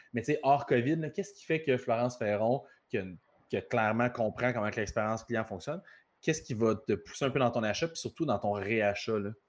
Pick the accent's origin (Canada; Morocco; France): Canada; Repentigny, Quebec; je suis natif de Repentigny